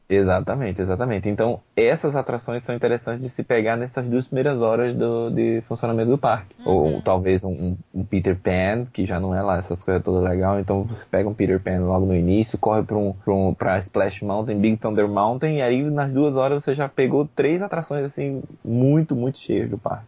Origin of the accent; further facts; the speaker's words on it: Brazil; Sou brasileiro